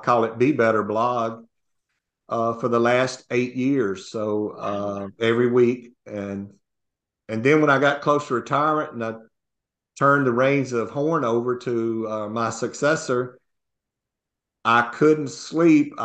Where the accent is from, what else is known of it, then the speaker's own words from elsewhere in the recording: North Mississippi, United States; also born or lived in Houston, Texas; I grew up in North Mississippi and rural Mississippi